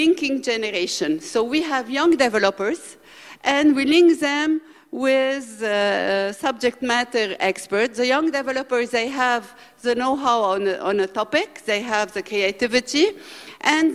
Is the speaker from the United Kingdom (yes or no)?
no; Lebanon; I come from Lebanon, where we have 2 million refugees for a population of 6 million